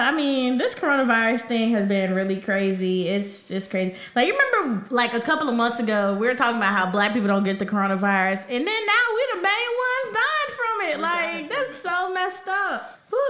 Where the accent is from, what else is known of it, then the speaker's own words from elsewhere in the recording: Nashville, Tennessee, United States; I was born and raised in Nashville, Tennessee, the 615.